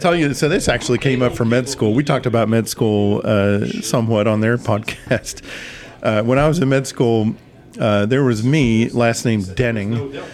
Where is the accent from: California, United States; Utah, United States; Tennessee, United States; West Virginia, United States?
West Virginia, United States; Huntington; Growing up in Huntington